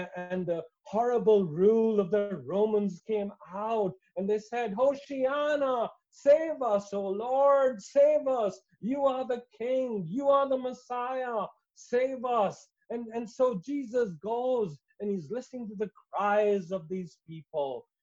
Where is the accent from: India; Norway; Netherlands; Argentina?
India; I come from India